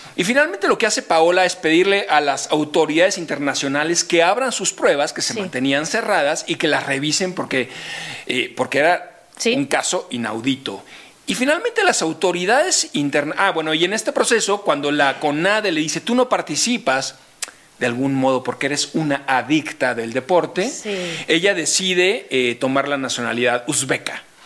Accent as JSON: {"language": "Spanish", "country": "Mexico", "said": "somos los mexicanos"}